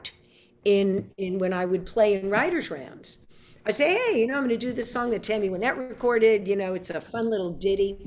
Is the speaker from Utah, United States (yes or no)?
no; New York City, New York, United States; now in Nashville, United States; I'm born and raised in New York City